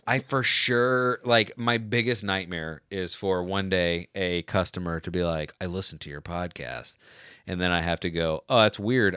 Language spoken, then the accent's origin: English; Florida, United States; I grew up in Florida